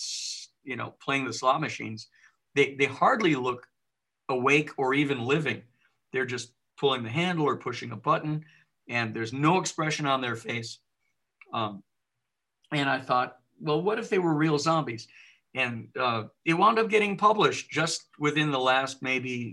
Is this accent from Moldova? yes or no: no; Southern California, United States; also born or lived in Michigan; I'm from Michigan, but we moved out to Southern California when I was still young